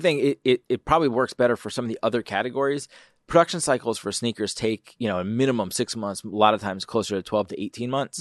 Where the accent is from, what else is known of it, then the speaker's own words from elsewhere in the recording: Philadelphia, Pennsylvania, United States; now in Detroit, United States; I'm from Philly